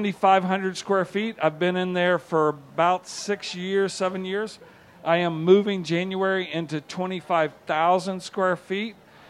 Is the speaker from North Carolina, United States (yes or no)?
no; Georgia, United States; I'm like, I'm from Georgia. They make it in the woods. It cannot be that hard.